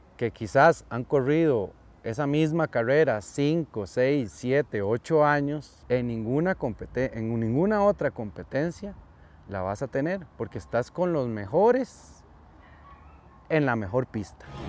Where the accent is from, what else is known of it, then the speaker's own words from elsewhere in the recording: Costa Rica; cuando vos decís que, que vos sos de Costa Rica